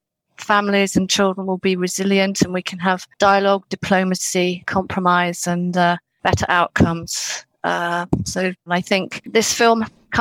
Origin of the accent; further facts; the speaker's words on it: London, United Kingdom; now in Birmingham, United Kingdom; when I grew up in London